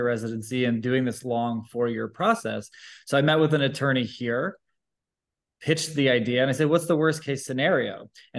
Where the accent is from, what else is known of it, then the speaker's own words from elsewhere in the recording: just outside of Toronto, Ontario, Canada; moved away as an adult; also born or lived in Vancouver; So I'm from Canada. And so I grew up just outside of Toronto